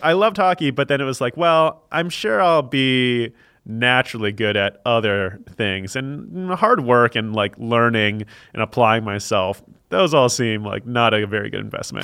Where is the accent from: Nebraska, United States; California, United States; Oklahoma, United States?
California, United States; Silicon Valley; moved away; also born or lived in Canada / Chicago; growing up in Silicon Valley